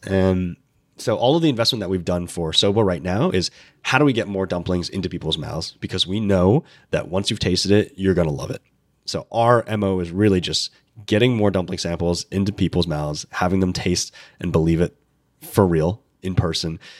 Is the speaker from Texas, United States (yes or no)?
no; Central Coast of California, United States; I grew up in California